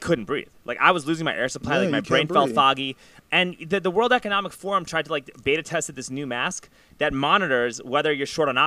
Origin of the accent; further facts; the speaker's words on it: New York, United States; now in Austin, United States; I grew up in New York.